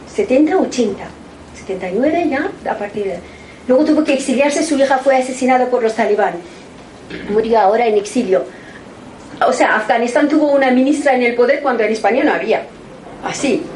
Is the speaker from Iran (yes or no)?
yes; Iran; moved away; En mi tierra, en Irán